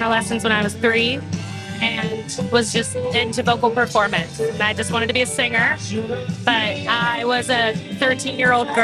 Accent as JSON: {"language": "English", "region": "Ohio", "country": "United States", "moved": "as an adult", "lives_now": "Dallas, United States", "said": "Not originally, but I've been in Dallas 5 years now. But I'm originally from Ohio. Appalachian girl"}